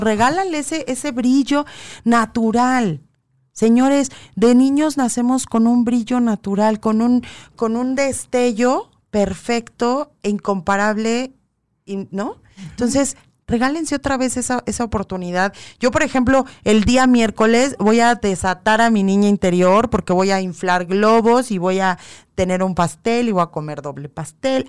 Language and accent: Spanish; Mexico